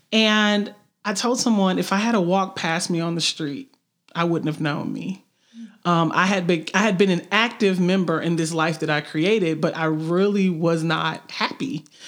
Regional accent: Memphis, Tennessee, United States; moved away as an adult; now in Chattanooga, United States; I'm not a Chattanooga native. I'm actually from Memphis, but I've been in Chattanooga for roughly 15 plus years.

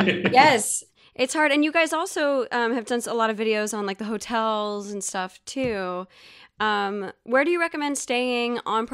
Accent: Georgia, United States; I grew up in Georgia.

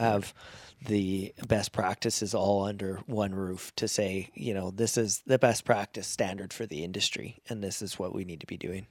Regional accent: Medicine Hat, Alberta, Canada; moved away as an adult; was on that committee down there until I moved away from Medicine Hat

